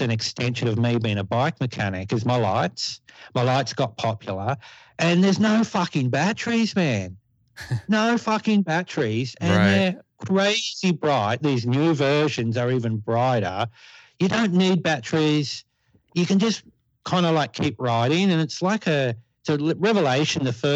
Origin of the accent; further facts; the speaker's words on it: Newcastle, New South Wales, Australia; my hometown. And we have a factory here